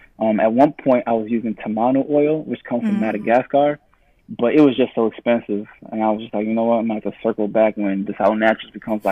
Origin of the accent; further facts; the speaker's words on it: United States; moved away; also born or lived in Uganda; growing up in the States and being well-traveled